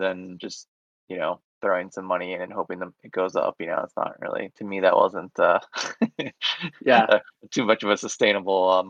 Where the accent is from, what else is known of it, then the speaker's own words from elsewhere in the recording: Orlando, Florida, United States; I'm from Orlando, Florida, I live in Orlando, Florida right now